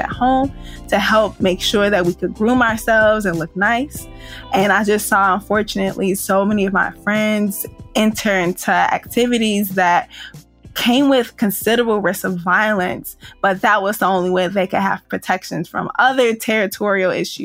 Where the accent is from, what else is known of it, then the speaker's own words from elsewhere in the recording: St. Louis, Missouri, United States; I grew up at the edge of South St. Louis, right near the downtown area